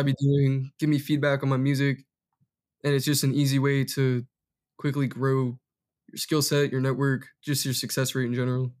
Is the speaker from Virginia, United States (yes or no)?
no; Massachusetts, United States; moved away as an adult; now in Los Angeles, United States; born and raised in Massachusetts